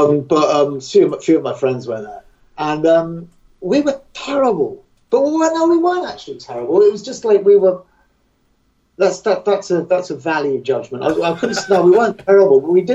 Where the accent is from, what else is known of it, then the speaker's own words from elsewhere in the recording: England, United Kingdom; I'm English